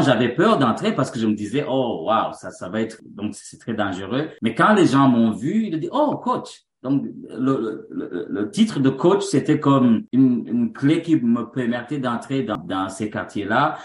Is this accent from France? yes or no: no; Bujumbura, Burundi; moved away as an adult; also born or lived in Montreal, Canada; now in Canada; Je suis né au Burundi et grandi au Burundi